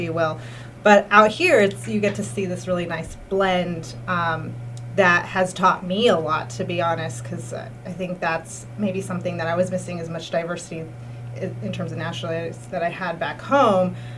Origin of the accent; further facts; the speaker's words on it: California, United States; moved away as an adult; now in Berkshires, United States; I'm originally from California, born and raised, and um, my parents are from Mexico City originally